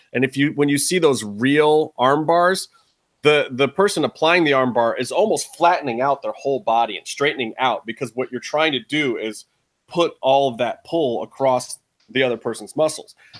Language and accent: English; Cleveland, Ohio, United States; my hometown, Cleveland.